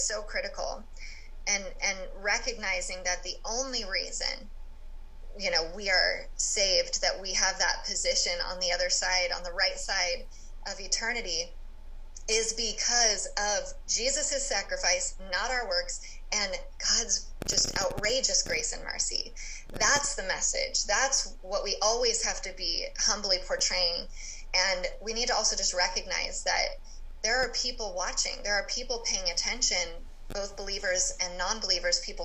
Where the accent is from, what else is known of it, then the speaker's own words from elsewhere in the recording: California, United States; I grew up in California